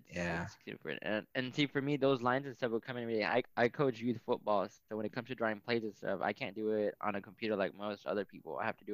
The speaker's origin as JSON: {"language": "English", "town": "McAllen", "region": "Texas", "country": "United States", "tie": "born or raised there", "also_born_or_lived": "Mexico / Louisiana", "moved": "as an adult", "said": "I grew up in the Rio Grande Valley, so at the very southern tip of Texas. I grew up about maybe 15 minutes away from Mexico in a town called McAllen, and I lived there all my life until high school."}